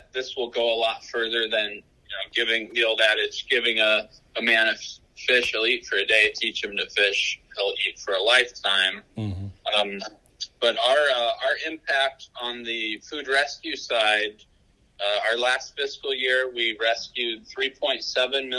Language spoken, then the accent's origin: English; Hobart, Indiana, United States; moved away as an adult; now in Hamilton County, Indiana, United States; I'm a Hoosier through and through. I grew up in Northwest Indiana in the city of Hobart.